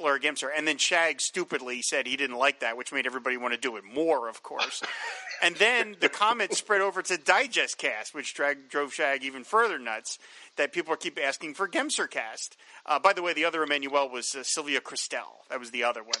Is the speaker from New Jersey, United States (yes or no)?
yes; New Jersey, United States; also born or lived in Philadelphia, Pennsylvania; We moved from Philadelphia to Southern Jersey